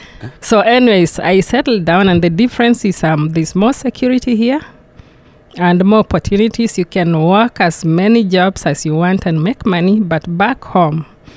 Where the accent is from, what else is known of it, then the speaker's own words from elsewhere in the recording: Kenya; now in United States; I'm from Kenya